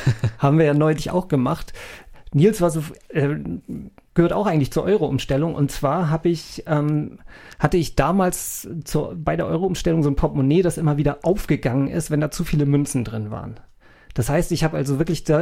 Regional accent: North Frisia, Schleswig-Holstein, Germany; moved away; Nordfriesland ist, für wo ich herkomme

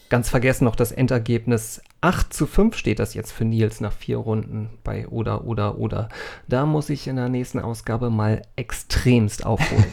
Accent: North Frisia, Schleswig-Holstein, Germany; moved away; Ich bin ja irgendwie in Nordfriesland aufgewachsen

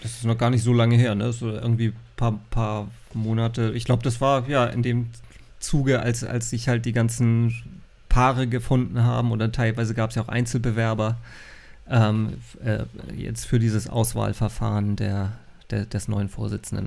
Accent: North Frisia, Schleswig-Holstein, Germany; Ich bin ja Nordfriese

